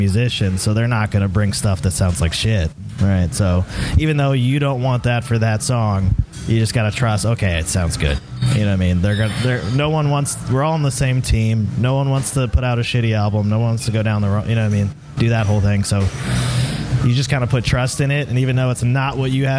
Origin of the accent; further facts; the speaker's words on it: Southern Maryland, United States; we're all from Southern Maryland.